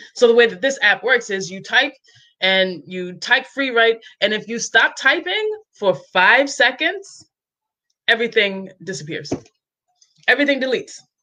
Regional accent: New York, United States; also born or lived in Cape Cod, Massachusetts; now in Columbus, Georgia, United States; I'm from New York, but I lived on Cape Cod for many years, and I'm now in Columbus, Georgia

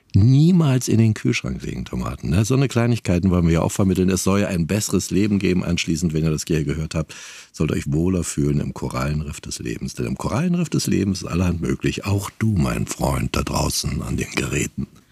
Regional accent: East Germany, Germany; Ich komme aus dem Osten

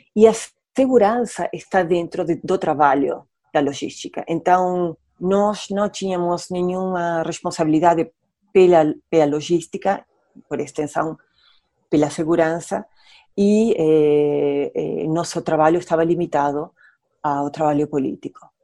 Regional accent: Argentina; Portuguese is a second language; now in Rio de Janeiro, Brazil; eu sou argentina

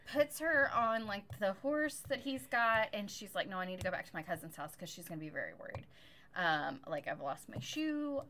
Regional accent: United States; I am an American

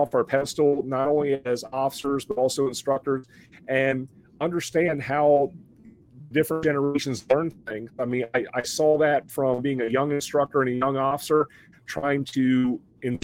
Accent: Mid-Atlantic, United States; moved away; I come from the Mid-Atlantic region

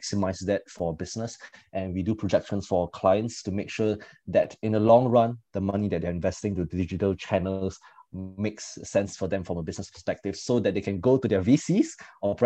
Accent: Singapore; when I came back to Singapore

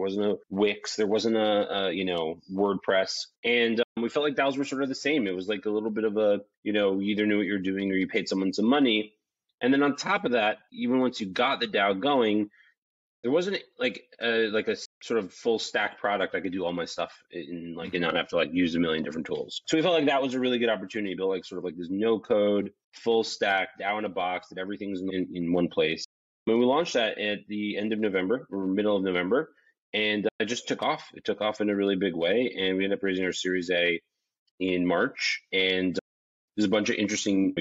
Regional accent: New York, United States; moved away as an adult; now in Miami, United States; I was born and raised in New York, lived there my whole life, moved to Miami about 2.5 years ago now

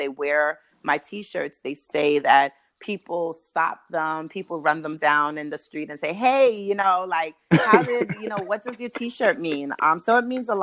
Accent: Brooklyn, New York, United States; moved away as an adult; now in Baltimore, United States; I'm from Brooklyn, New York, and I migrated to Baltimore for graduate school

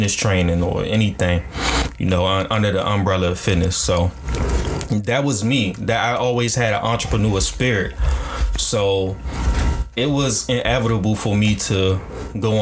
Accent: United States; black kids growing up in America

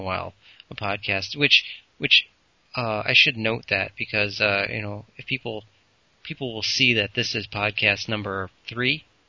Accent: Peru, Illinois, United States; we grew up in Peru

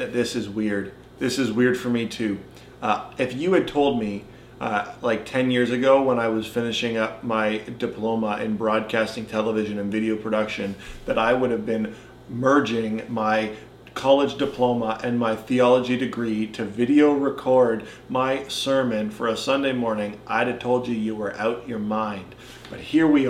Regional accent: Caledonia, Ontario, Canada; also born or lived in North Bay, Ontario; now in Cambridge, Canada; I was growing up in Caledonia, and then I still see it here in Cambridge

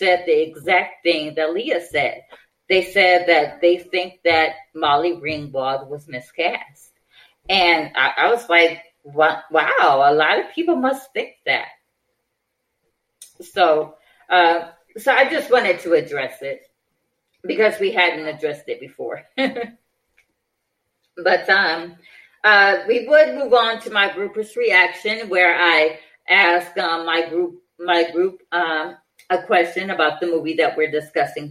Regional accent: Detroit, Michigan, United States; my hometown of Detroit, Michigan

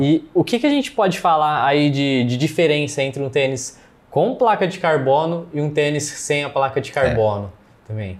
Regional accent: Ribeirão Preto, São Paulo, Brazil; a gente é de Ribeirão

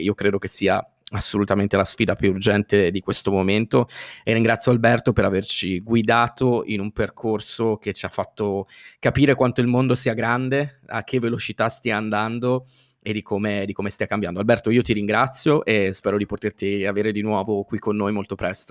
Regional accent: Italy; noi italiani

